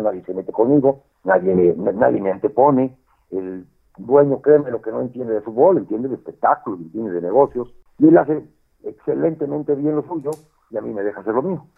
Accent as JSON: {"language": "Spanish", "country": "Mexico", "moved": "yes", "said": "soy el único latino obviamente soy el único mexicano"}